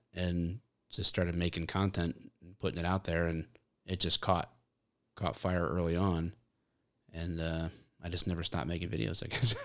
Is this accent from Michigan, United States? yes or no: yes; Michigan, United States